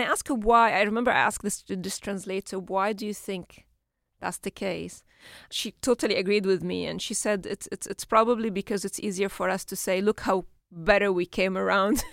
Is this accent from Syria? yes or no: yes; Syria; first language Arabic; English is a second language; moved away as an adult; now in London, United Kingdom; when we grew up in Syria, it was very safe space.